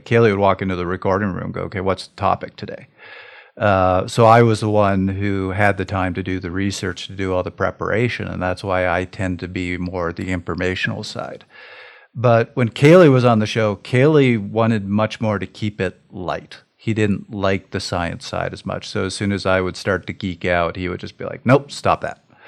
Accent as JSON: {"language": "English", "country": "Canada", "said": "being Canadian"}